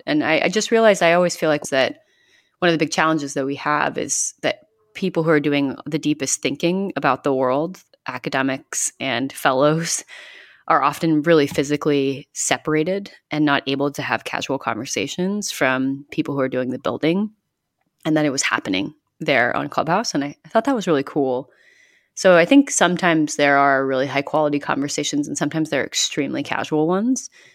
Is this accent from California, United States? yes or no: yes; Northern California, United States; now in New York, United States; I grew up in California, in Northern California